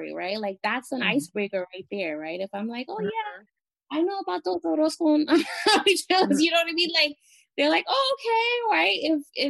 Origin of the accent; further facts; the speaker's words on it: New York City, New York, United States; also born or lived in Caribbean; I'm from the Bronx. I still reside in the Bronx. I'm from the Caribbean